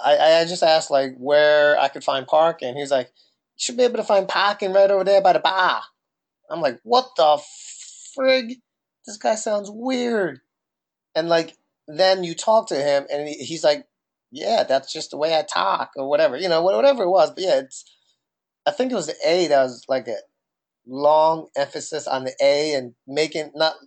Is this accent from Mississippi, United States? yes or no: no; New Jersey, United States; maybe they think that Jersey is, like, annoying with the way we talk